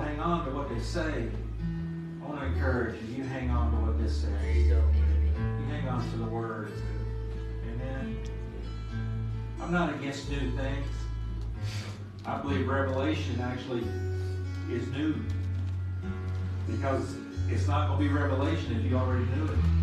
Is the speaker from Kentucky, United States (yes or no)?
yes; Kentucky, United States; I'm from Kentucky. I'm just a city boy from Kentucky